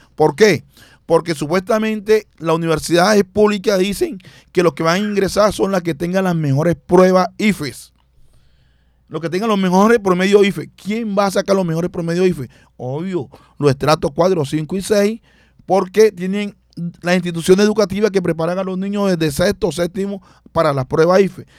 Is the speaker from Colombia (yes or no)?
yes; Barranquilla, Atlántico, Colombia; nací en el barrio Bajo Valle, me crié en Mequejo eh, vivo actualmente en el suroccidente, en Buena Esperanza